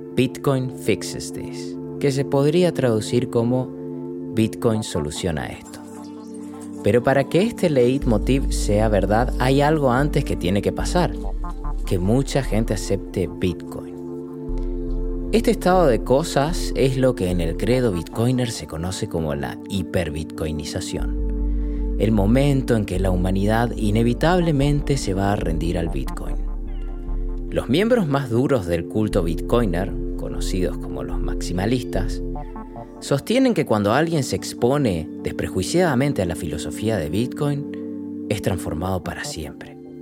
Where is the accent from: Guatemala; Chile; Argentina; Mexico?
Argentina; soy nacido y criado en Argentina